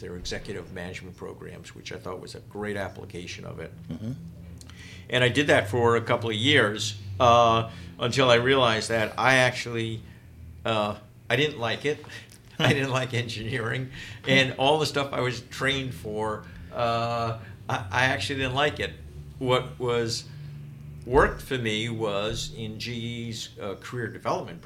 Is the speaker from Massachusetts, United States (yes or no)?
no; New York City, New York, United States; I grew up in Brooklyn.